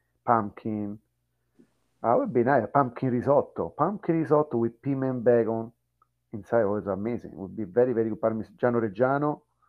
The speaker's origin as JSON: {"language": "English", "country": "Italy", "also_born_or_lived": "Japan", "moved": "yes", "said": "I'm from Italy."}